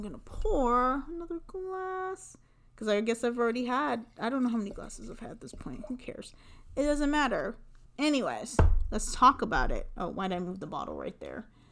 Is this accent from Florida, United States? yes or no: no; Southern California, United States; I grew up in Southern California